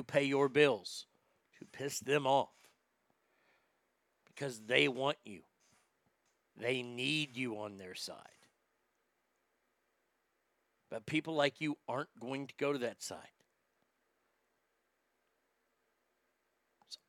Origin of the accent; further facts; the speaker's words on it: United States; I'm so sick of being an American